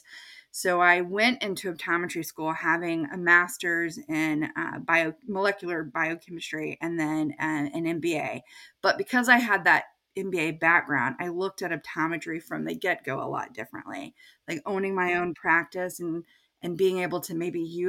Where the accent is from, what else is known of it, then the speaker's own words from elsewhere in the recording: Texas, United States; moved away as an adult; also born or lived in Indiana / Chicago; now in Maine, United States; I grew up in Texas